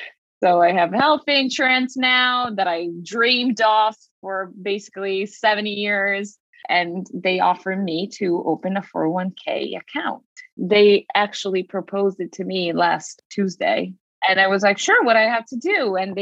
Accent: Veneto, Italy; English is a second language; moved away as an adult; now in New York, United States; So I grew up in Italy, a small town near Venice, and I came to New York 10 years ago to study musical theater.

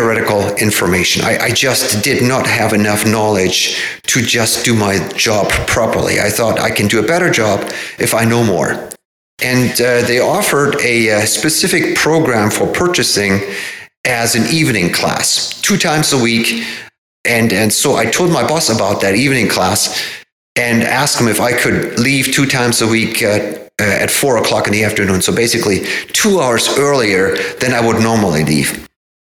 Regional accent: Hamburg, Germany; moved away as an adult; now in Everett, United States; I found a summer job in a marine hardware store in my hometown of Hamburg

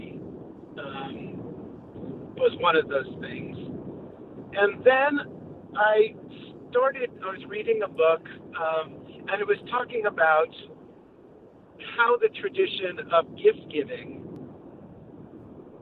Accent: Long Island, New York, United States; moved away; the place that I grew up on Long Island. I had a wonderful childhood

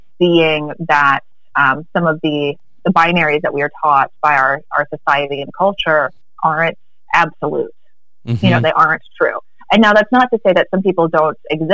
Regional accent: the American South, United States; being raised as a girl in the American South

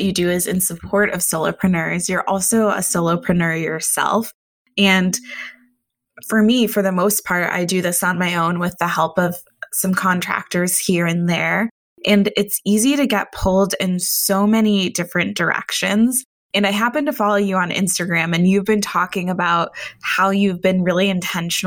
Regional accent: Chicago, Illinois, United States; my hometown of Chicago

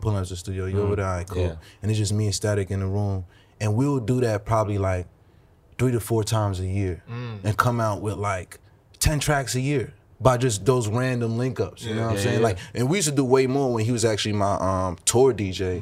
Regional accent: New York City, New York, United States; not only am I from New York, I'm from Brooklyn

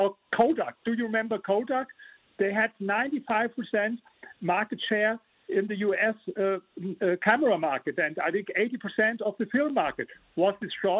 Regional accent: Germany; English is a second language; You hear my accent, I'm from Germany

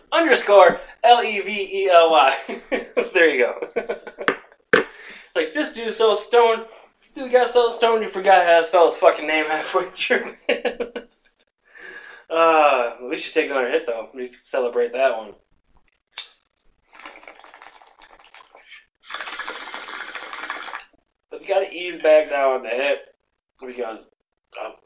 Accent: Sanford, Michigan, United States; My hometown, Sanford

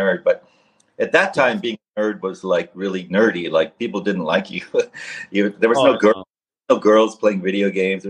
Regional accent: Seattle, Washington, United States; I grew up in Seattle

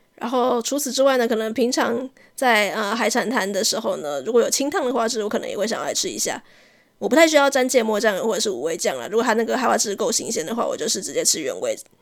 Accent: southern Taiwan, Taiwan; 因为我是南部人的关系

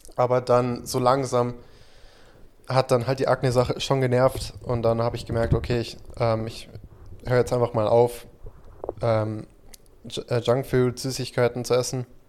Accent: United States; now in Germany; ich bin ja in Amerika aufgewachsen

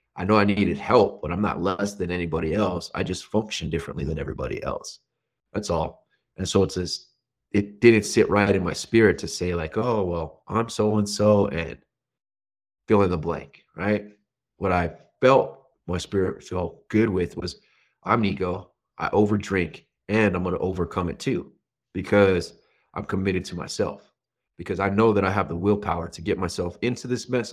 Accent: New Mexico, United States; I grew up middle America, is what they would call it. I'm from New Mexico

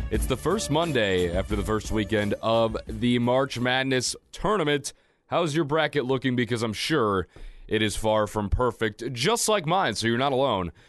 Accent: Chicago, Illinois, United States; moved away as an adult; now in Lincoln, United States; I made the trip back into Lincoln from the hometown of Chicago

